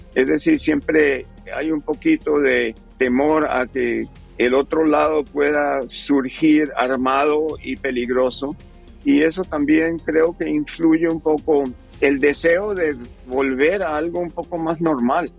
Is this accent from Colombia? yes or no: yes; Colombia; now in United States; yo soy colombiano